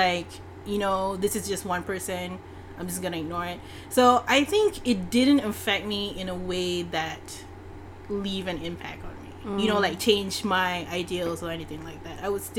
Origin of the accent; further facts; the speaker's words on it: Subang Jaya, Selangor, Malaysia; I grew up in Subang